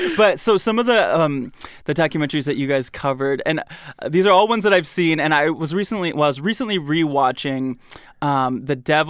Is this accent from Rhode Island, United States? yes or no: no; Michigan, United States; and I grew up in Michigan.